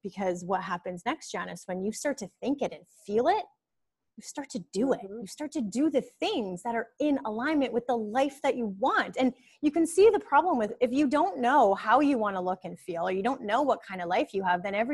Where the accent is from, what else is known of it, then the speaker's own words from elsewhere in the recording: Winnipeg, Manitoba, Canada; moved away as an adult; now in Costa Rica; I was a girl from Winnipeg, like Winnipeg, Canada.